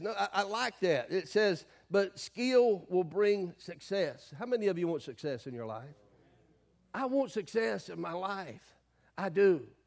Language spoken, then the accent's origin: English; the South, United States; I grew up in the South